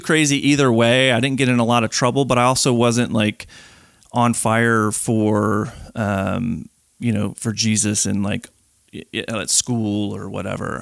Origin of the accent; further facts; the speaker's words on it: Chicago, Illinois, United States; moved away as an adult; now in North Carolina, United States; born and raised in Chicago, lived there my whole life